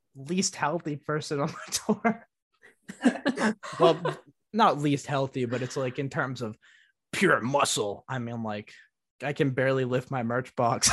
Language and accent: English; Northeast, United States; I come from the Northeast